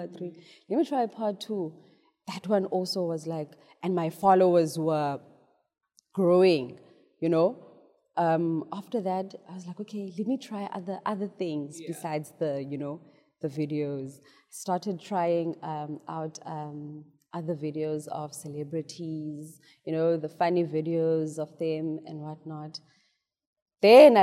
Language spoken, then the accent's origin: English; South Africa